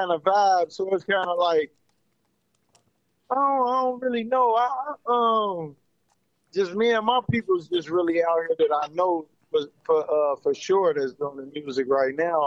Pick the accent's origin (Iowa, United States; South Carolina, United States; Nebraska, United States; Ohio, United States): Ohio, United States; Cincinnati; now in Phoenix, United States; I'm from Cincinnati, Ohio.